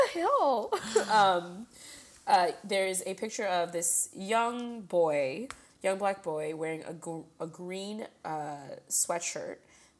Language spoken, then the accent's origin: English; India